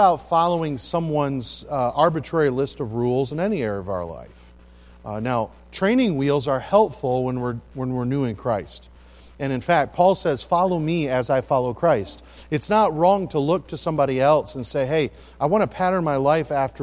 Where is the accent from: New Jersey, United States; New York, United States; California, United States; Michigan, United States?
Michigan, United States; Midland; also born or lived in St. Joseph, Michigan; now in Pensacola, United States; I am a Michigander, and I was born over in St. Joe, and then grew up in Midland, Michigan